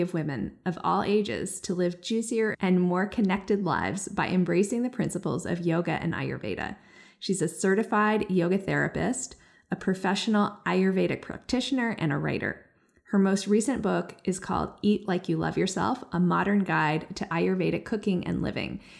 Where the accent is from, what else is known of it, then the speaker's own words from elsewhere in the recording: Hawaii, United States; moved away as an adult; also born or lived in Iowa; now in North Carolina, United States; I grew up in Hawaii.